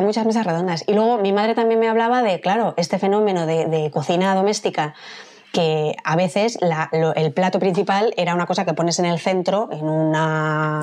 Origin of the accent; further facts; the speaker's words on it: Madrid, Community of Madrid, Spain; Yo es que soy madrileña